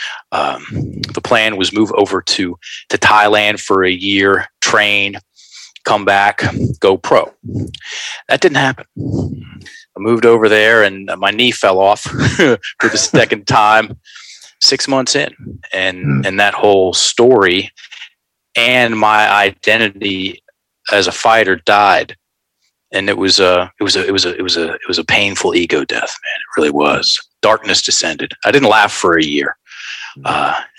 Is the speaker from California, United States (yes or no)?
no; Richmond, Virginia, United States; Richmond, Virginia. Virginia boy, born and raised